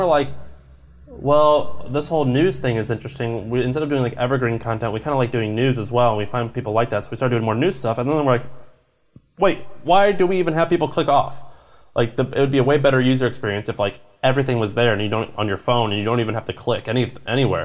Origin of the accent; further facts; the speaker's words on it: Missouri, United States; I'm from Missouri